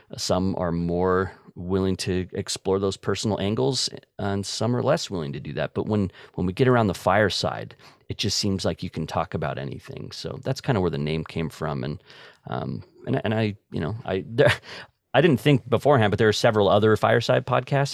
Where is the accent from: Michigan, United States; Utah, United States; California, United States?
Utah, United States; Layton; also born or lived in Hooper, Utah / Wisconsin; I was in Hooper, uh, for a couple years and then moved to Layton and, uh, mostly grew up in Layton